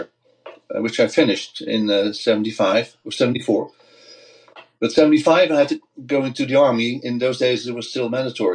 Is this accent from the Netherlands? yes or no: yes; Voorburg, South Holland, Netherlands; at a young age, I joined a local wind orchestra in my hometown, Voorburg, which is close to the Hague